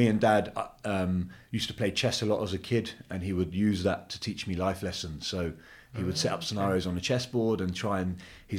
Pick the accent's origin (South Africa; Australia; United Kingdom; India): United Kingdom; London; also born or lived in Turkey; So I came to England when I was two, so I don't know any different.